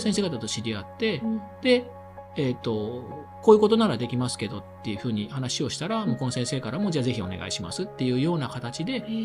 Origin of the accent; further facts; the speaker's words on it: Imabari, Ehime, Japan; now in Sendai, Japan; 自分の地元、愛媛の今治というところ